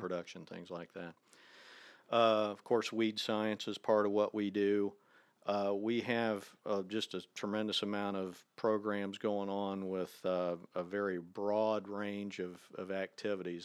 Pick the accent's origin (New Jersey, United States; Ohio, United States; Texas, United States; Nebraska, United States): Ohio, United States; near Dayton; moved away; I grew up in Ohio. I'm from just a little town outside of Dayton, Ohio.